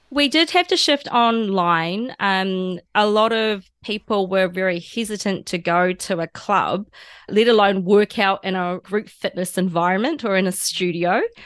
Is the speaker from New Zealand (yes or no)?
yes; Taranaki, New Zealand; now in Japan; my hometown in New Zealand where I grew up